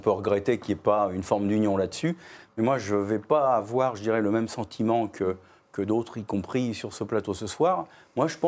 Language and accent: French; France; en tant que Français